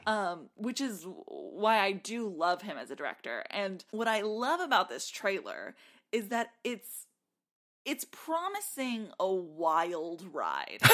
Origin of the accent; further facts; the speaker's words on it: South Texas, United States; now in Nashville, United States; growing up in South Texas